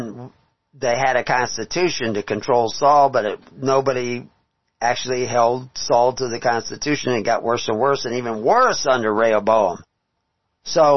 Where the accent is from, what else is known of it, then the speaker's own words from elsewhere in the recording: Texas, United States; moved away; I was from Texas